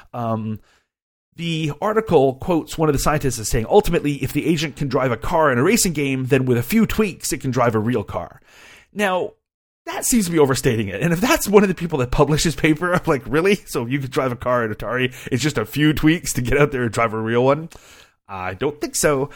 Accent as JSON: {"language": "English", "country": "Canada", "said": "as a Canadian"}